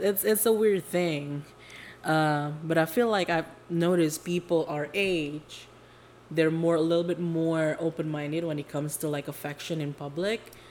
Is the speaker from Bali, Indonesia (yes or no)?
no; Jakarta, Indonesia; now in California, United States; I was born and raised in Indo, um, Jakarta to be exact